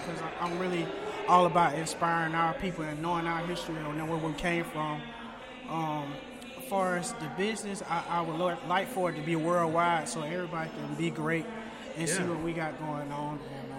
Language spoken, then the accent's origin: English; Atlanta, Georgia, United States; Yeah, we're from the South Side. We actually went to Riverdale High School.